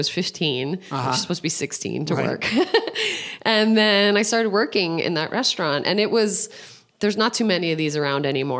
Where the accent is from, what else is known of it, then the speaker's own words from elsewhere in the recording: New Jersey, United States; suburb, right outside of the city, near Montclair and Verona. Those are more familiar cities in that area. But I was born in Jersey City, so I'm 100%.